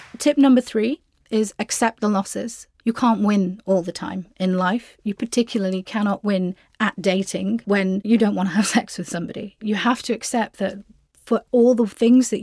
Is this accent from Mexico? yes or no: no; United Kingdom; I am British Pakistani Muslim